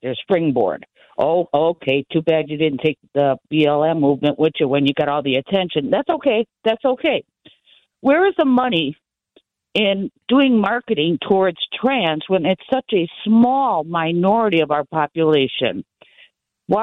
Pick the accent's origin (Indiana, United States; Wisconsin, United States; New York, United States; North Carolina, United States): Wisconsin, United States; Milwaukee; I'm from Milwaukee